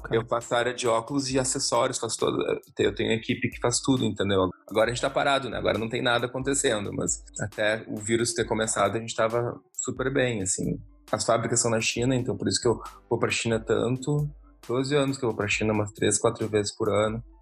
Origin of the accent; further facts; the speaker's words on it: Porto Alegre, Rio Grande do Sul, Brazil; moved away as an adult; also born or lived in Israel; now in London, United Kingdom; a gente era no mesmo colégio israelita em Porto Alegre